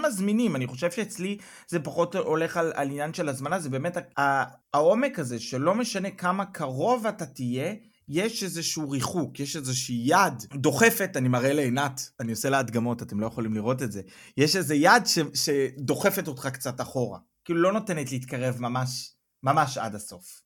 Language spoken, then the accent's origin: Hebrew; Israel; now in Germany